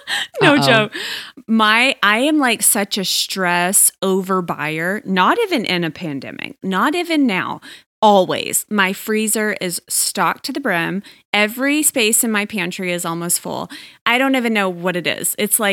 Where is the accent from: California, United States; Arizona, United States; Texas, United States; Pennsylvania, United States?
Texas, United States; In my home state of Texas, in the Dallas region